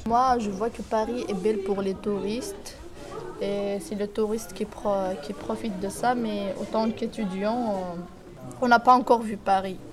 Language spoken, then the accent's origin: French; Tizi Ouzou, Tizi Ouzou Province, Algeria; moved away as an adult; now in Nanterre, France; je suis une étudiante algérienne, je suis de la Kabylie, de Tizi Ouzou exactement